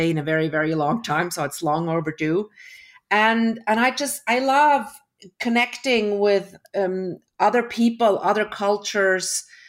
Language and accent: English; Switzerland; also born or lived in Toronto, Canada; I was born in Toronto. My parents were Swiss. Um, we moved back when I was one year old. I, I grew up in Switzerland.